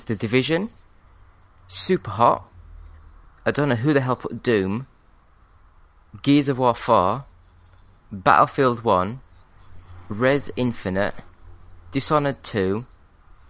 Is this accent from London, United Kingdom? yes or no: no; Yorkshire and the Humber, United Kingdom; I'm from Yorkshire.